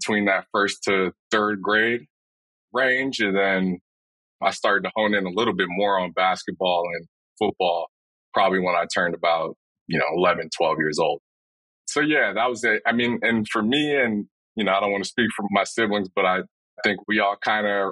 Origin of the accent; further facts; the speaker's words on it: Chicago, Illinois, United States; also born or lived in Orlando, Florida; I was born and raised in Chicago, Illinois